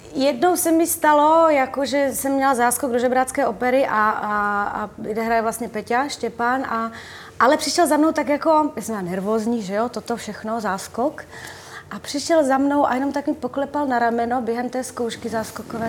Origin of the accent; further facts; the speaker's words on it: Uherské Hradiště, Zlín Region, Czechia; moved away; do Slováckého divadla u nás v Uherském hradišti, tam jsem vlastně, na tom jsem vyrostla, na tom divadle